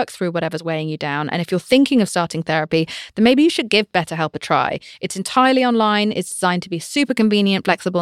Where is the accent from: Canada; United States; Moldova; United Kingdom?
United Kingdom; I'm British